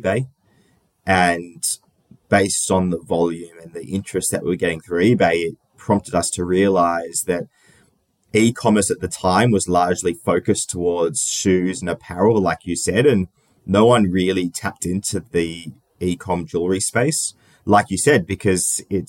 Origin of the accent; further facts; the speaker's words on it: Sydney, New South Wales, Australia; I grew up in Sydney, in Australia. I've been here my whole life, so not too interesting in terms of moving around. But born and raised.